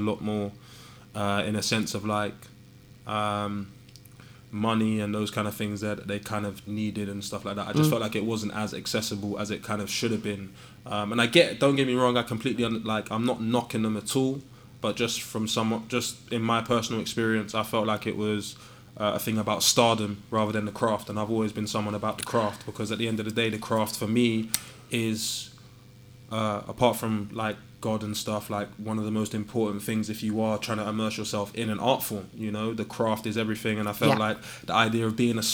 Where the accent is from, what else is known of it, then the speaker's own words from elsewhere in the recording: London, United Kingdom; moved away as an adult; I'm from Southall